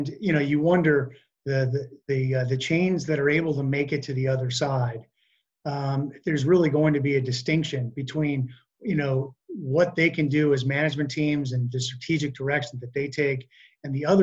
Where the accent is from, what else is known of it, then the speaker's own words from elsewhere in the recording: United States; us as American consumers